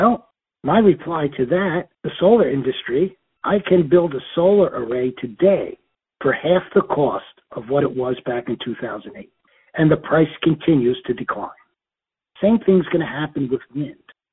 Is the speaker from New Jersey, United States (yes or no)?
yes; Newark, New Jersey, United States; When I was a boy growing up in Newark, New Jersey